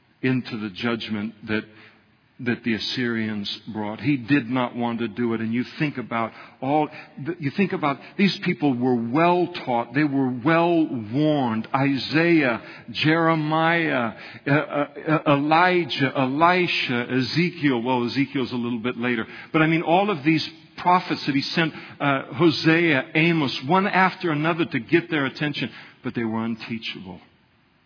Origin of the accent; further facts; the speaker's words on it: United States; I'm an American